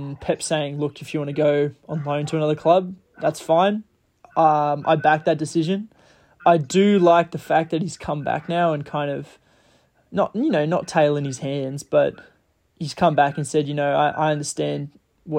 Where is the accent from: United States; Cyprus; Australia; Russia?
Australia; As an Aussie